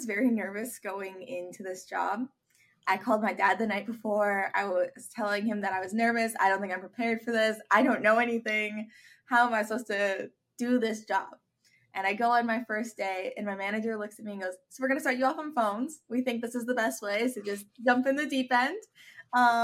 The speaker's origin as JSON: {"language": "English", "town": "Avon", "region": "Minnesota", "country": "United States", "tie": "born or raised there", "said": "I grew up in Avon, Minnesota, and it's a pretty small town"}